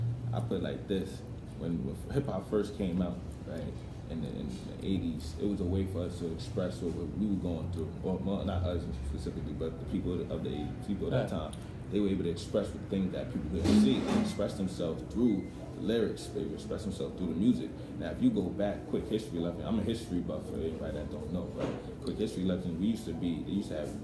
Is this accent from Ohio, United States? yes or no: no; New York City, New York, United States; now in Pennsylvania, United States; I was born in Staten Island, I moved to Pennsylvania, and now right now I'm about to move down to Georgia